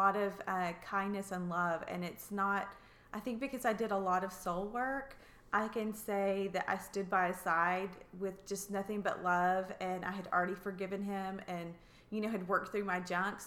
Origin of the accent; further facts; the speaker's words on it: Russellville, Arkansas, United States; also born or lived in Oklahoma / Missouri / Bella Vista, Arkansas; I grew up in Russellville, Arkansas, so born and raised.